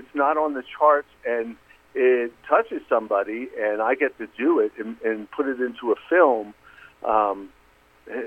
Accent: Philadelphia, Pennsylvania, United States; now in Nashville, United States; growing up in Philadelphia, Pennsylvania, and spending every summer on my grandmother's farm in Philadelphia, Mississippi

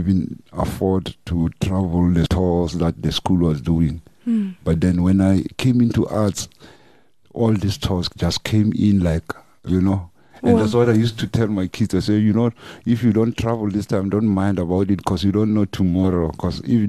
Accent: North West, South Africa; moved away as an adult; now in Johannesburg, South Africa; originally we're from Northwest. And then we came to the city as a band

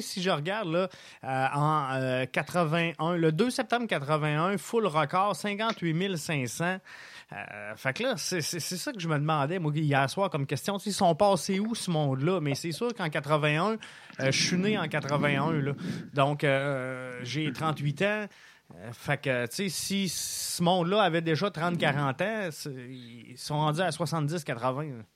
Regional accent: Quebec City, Quebec, Canada; moved away; also born or lived in Montreal; je viens de Québec à la base.

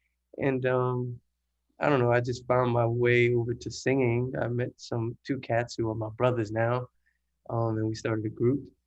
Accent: New Orleans, Louisiana, United States; I'm from New Orleans, Louisiana. Mm-hmm. Downtown Seven, out here. Single parent household. We live with my grandfather

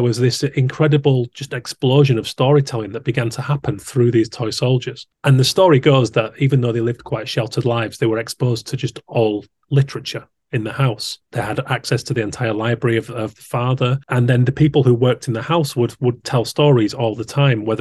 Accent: Haworth, Yorkshire and the Humber, United Kingdom; I grew up around Haworth in West Yorkshire

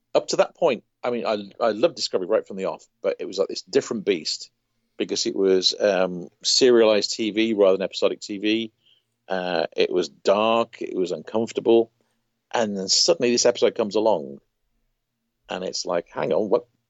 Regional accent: United Kingdom; growing up in Britain

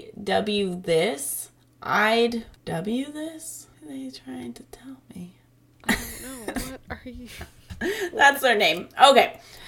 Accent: Virginia, United States; So I grew up in Northern Virginia, and we had plenty of battlefields and such to visit for school trips.

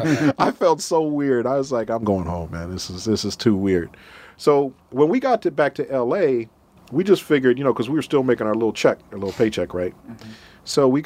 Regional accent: Minnesota, United States; Now, I'm from Minnesota.

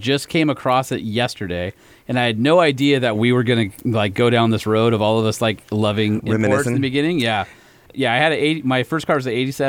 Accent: Huntington Beach, California, United States; where I grew up in Huntington Beach

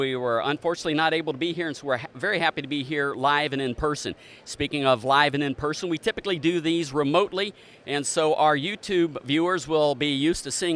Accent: Preble County, Ohio, United States; I grew up in Preble County, Ohio, which is also on the Indiana border

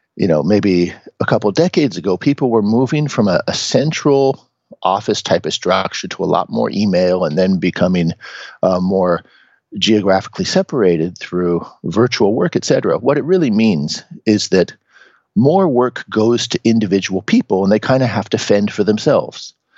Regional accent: Seattle, Washington, United States; moved away as an adult; now in Japan; I'm originally from Seattle in the United States. I was born and raised as just a, a regular guy there.

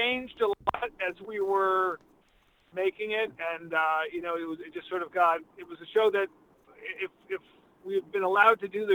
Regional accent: Boston, Massachusetts, United States; also born or lived in Richmond, Massachusetts / Los Angeles; I grew up in Western Massachusetts, not far from you, in a little town called Richmond. And then we moved to the Boston area in the late 70s.

